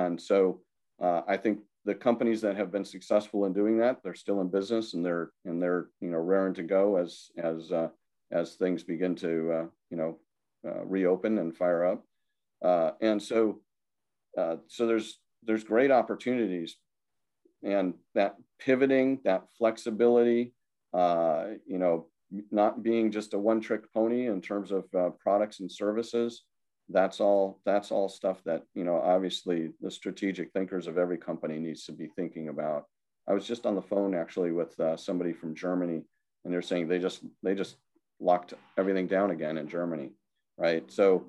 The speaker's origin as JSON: {"language": "English", "country": "Ireland", "said": "Sorry, I'm not even Italian, and I'm waving my hands all over the place. I'm Irish, but that's okay."}